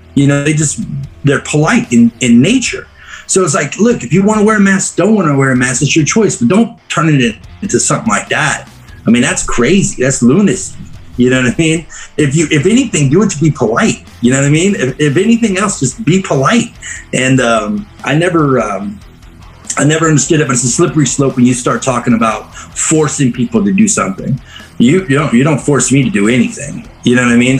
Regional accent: South Louisiana, United States; moved away; also born or lived in North Carolina / Pennsylvania; I grew up in, uh, actually, I'm not from North Carolina. I grew up in South Louisiana

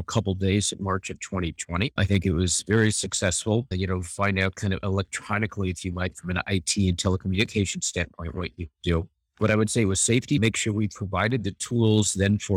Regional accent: Los Angeles, California, United States; born and raised in Los Angeles, California, I went to a university locally

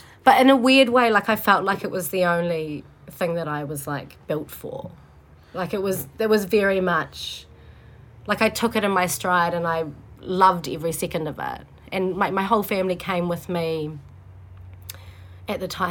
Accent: Auckland, New Zealand; I grew up in Auckland and Glen Innes

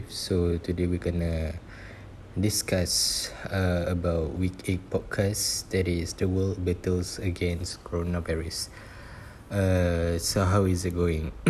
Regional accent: Malaysia; we as a Malaysian

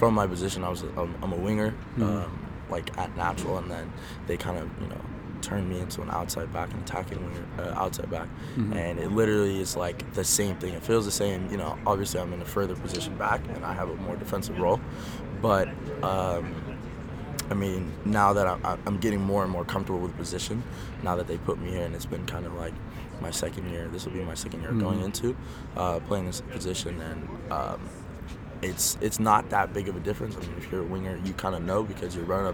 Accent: United States; I grew up here in the States.

